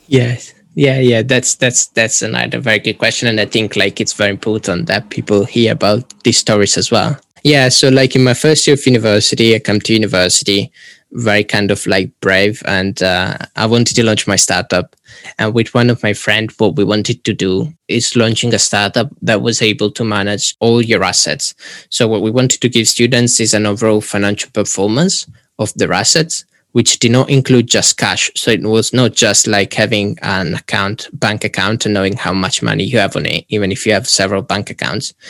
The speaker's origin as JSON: {"language": "English", "country": "Italy", "moved": "as an adult", "lives_now": "Warwick, United Kingdom", "said": "I'm originally from Italy and then currently finishing my degree in digital innovation and entrepreneurship at Warwick"}